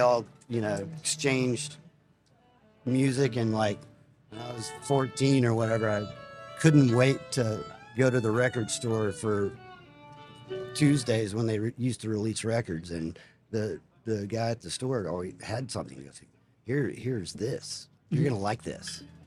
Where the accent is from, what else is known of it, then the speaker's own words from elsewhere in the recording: Alpine, Texas, United States; Alpine, Texas